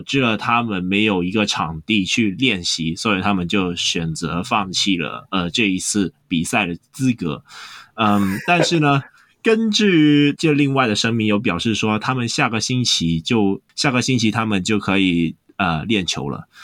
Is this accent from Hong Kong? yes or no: yes; Hong Kong; 我们香港这边